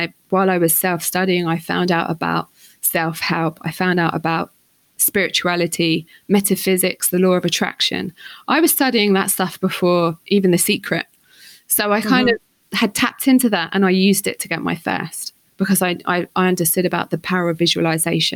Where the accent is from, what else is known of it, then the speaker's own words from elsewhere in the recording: St Albans, East of England, United Kingdom; moved away as an adult; also born or lived in London; growing up on the St. Albans streets